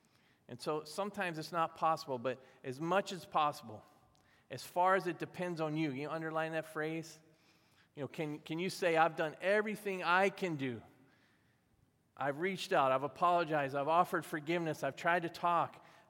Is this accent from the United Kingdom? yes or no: no; the South, United States; I was growing up in the South